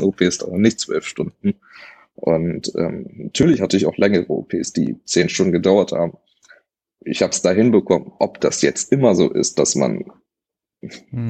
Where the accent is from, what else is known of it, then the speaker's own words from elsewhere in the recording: Hanover, Lower Saxony, Germany; also born or lived in Wernigerode; bin ich dann zurück nach Hannover